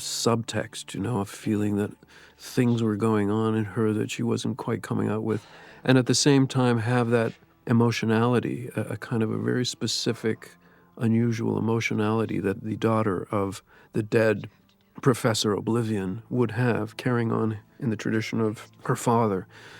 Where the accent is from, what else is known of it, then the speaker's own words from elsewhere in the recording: Canada; As a Canadian independent filmmaker, I hadn't really had much to do with real Hollywood studios.